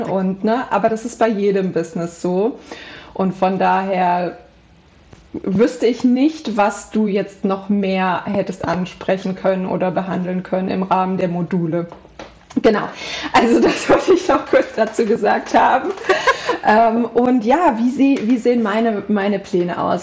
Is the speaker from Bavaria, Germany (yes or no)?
no; Central Hesse, Germany; ich komme aus Mittelhessen, aus einem kleinen, ähm, kleine, aus einer kleinen Stadt